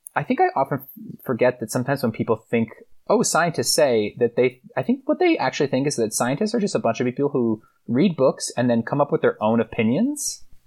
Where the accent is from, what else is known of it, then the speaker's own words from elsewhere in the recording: Boston, Massachusetts, United States; also born or lived in Connecticut / Philadelphia; now in New York City, United States; I grew up mostly outside of Boston. I was born in Connecticut, lived outside of Philly for, until I was like ten, and then I spent most of my, like, adolescent time, uh, in Boston, outside of Boston, in the suburbs